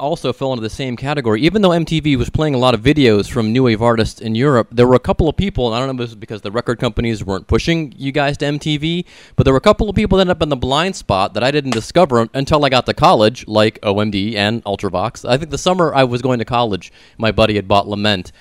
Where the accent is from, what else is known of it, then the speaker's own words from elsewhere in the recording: Mentor, Ohio, United States; I'm from Mentor